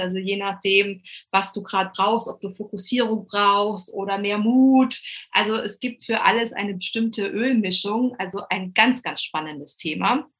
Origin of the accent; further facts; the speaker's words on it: Rhineland-Palatinate, Germany; komme von der coolsten Weinregion, nämlich der schönen Mosel.